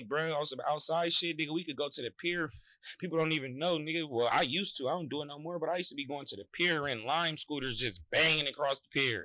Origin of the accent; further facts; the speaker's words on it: San Francisco, California, United States; We was already going to Leonard R. Flynn across the street from Army Street together